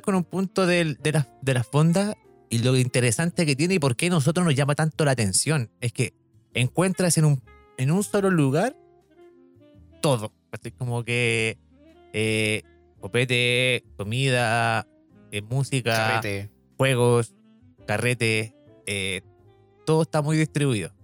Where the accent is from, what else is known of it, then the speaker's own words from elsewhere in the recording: Santiago, Santiago Metropolitan Region, Chile; Yo, como santiaguino